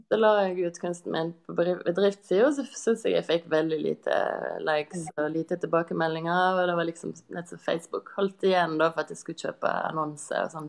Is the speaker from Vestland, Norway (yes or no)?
yes; Kvinnherad, Vestland, Norway; i heimkommunen min, Kvinnerad, like ved Bergen